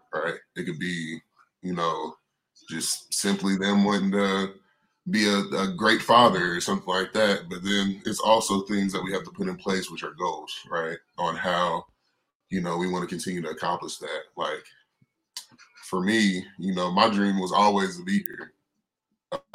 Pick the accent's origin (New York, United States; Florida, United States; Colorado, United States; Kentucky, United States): Kentucky, United States; Owensboro; my hometown. Like I'm born and raised, stayed there until I was about four in Owensboro